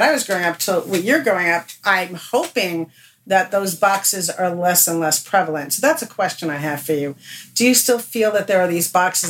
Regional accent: New York, United States; I grew up on the Upper West Side, and my friends were all multi-generational Americans. I was the only one who was a first-generation American.

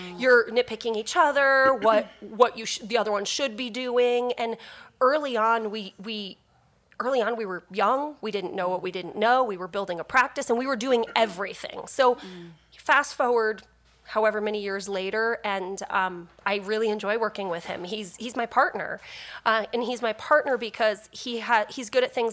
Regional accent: New Jersey, United States; now in Peoria, United States; That's where Brian's from. So I'm from New Jersey, met him in St. Louis, followed him to Peoria.

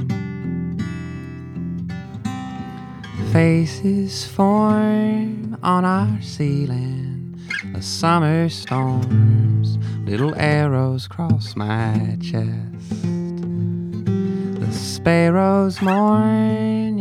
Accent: Wimberley, Texas, United States; I grew up in Wimberley, Texas, which is a small town southwest of Austin in the Hill Country

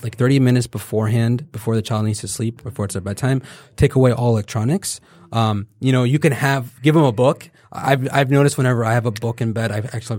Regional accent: the South, United States; Oh, I love grits. I'm from the South, okay?

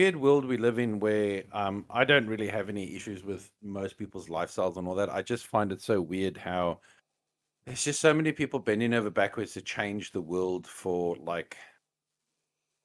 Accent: South Africa; moved away; I come from South Africa

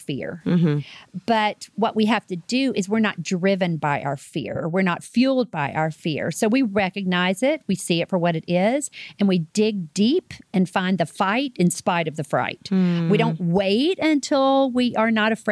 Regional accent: Laurel, Mississippi, United States; moved away as an adult; now in Texas, United States; I am from Laurel, Mississippi, originally, Southern Mississippi

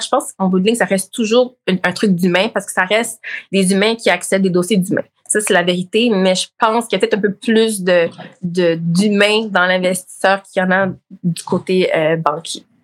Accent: Montreal, Quebec, Canada; also born or lived in Laval, Quebec / Blainville, Quebec; je suis née à Montréal-Nord

